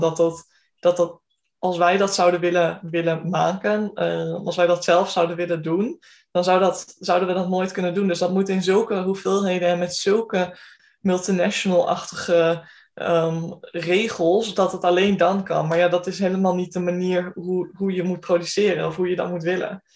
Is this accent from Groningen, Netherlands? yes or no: yes; Groningen, Netherlands; ik kom uit Groningen, ik heb hier ook gestudeerd en ehm, ben blijven hangen.